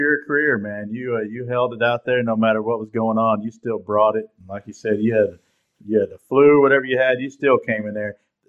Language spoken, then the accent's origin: English; Tennessee, United States